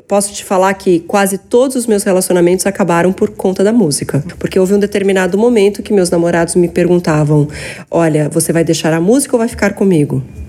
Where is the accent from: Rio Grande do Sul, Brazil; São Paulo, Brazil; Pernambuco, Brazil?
São Paulo, Brazil; Eu sou paulistana.